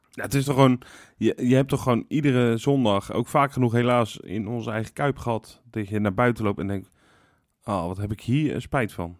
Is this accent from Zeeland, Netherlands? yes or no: yes; Middelburg, Zeeland, Netherlands; ik was in Middelburg, waar ik geboren ben.